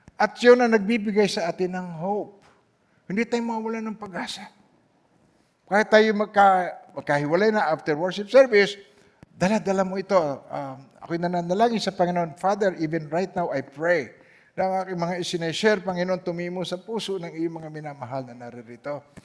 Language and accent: Tagalog; Philippines; moved away; umuwi ako sa Pilipinas